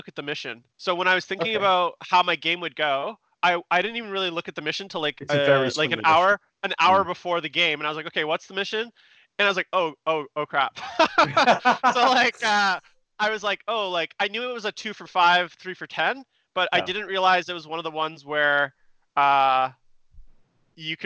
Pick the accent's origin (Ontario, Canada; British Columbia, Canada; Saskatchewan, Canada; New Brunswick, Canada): British Columbia, Canada; Vancouver; we're both from Vancouver